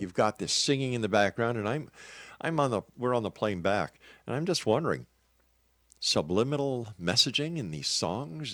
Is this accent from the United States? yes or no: no; Canada; I'm a Canadian